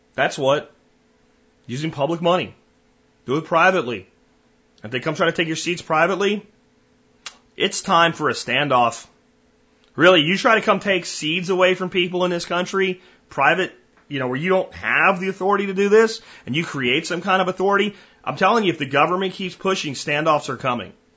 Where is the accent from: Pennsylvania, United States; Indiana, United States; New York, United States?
Pennsylvania, United States; moved away; My home state that I'm from, that I left